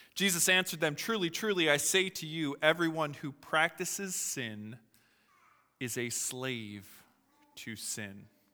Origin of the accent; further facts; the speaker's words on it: Philadelphia, Pennsylvania, United States; moved away; I'm from Philadelphia, uh, originally.